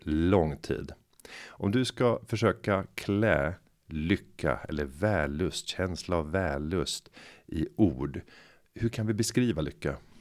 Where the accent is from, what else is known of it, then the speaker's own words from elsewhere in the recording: Sweden; vi som svenskar